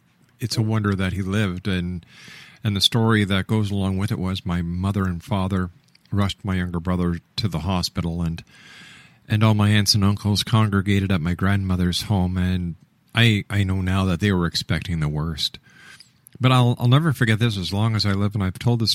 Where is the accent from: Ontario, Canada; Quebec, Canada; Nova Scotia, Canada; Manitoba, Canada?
Quebec, Canada; Montreal; When I was a young boy growing up in Montreal